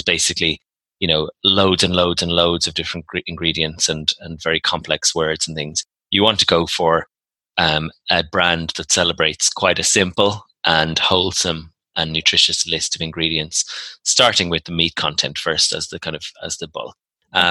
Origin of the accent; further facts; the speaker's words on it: Ireland; I'm Irish